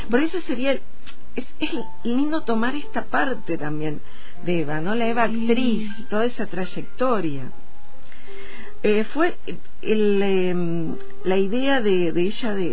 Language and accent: Spanish; Quilmes, Buenos Aires Province, Argentina; apareció en Quilmes, en mi ciudad natal